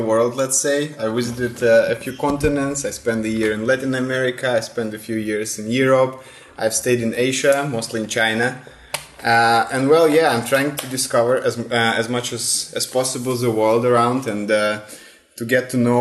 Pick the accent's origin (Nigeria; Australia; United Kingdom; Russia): Russia; born or raised there; moved away as an adult; also born or lived in St. Petersburg, Russia; now in Italy